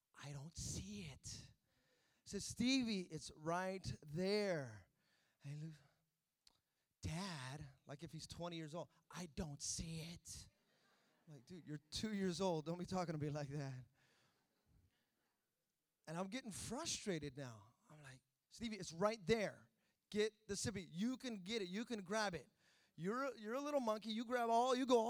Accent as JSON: {"language": "English", "town": "Fremont", "region": "California", "country": "United States", "tie": "born or raised there", "also_born_or_lived": "Hayward, California", "said": "I grew up in Fremont. I went to school there 13 years of my life"}